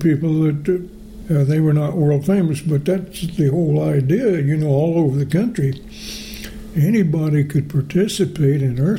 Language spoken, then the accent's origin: English; Springfield, Missouri, United States; I was born in Springfield, Missouri, moved down to southeast Missouri, which at that point they were draining the swamps to grow cotton.